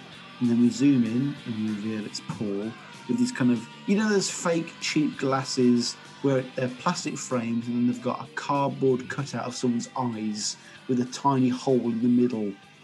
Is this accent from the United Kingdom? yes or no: yes; England, United Kingdom; as an English person